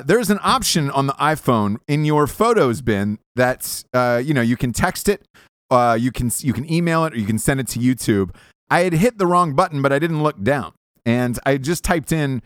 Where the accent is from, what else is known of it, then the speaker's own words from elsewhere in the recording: Georgia, United States; I grew up in Georgia